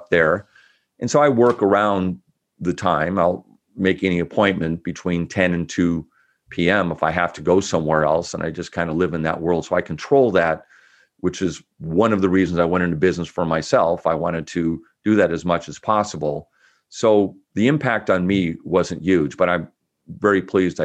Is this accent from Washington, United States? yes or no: yes; Bellevue, Washington, United States; also born or lived in Olympia; now in West Seattle, United States; when I was like 9 years old, we were living in Bellevue